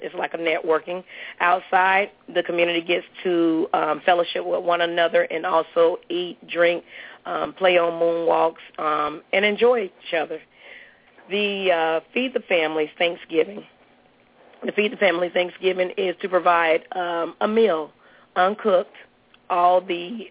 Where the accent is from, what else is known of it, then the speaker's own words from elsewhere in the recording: Miami, Florida, United States; also born or lived in Mulberry, Florida; now in Tampa, United States; I'm originally from Miami.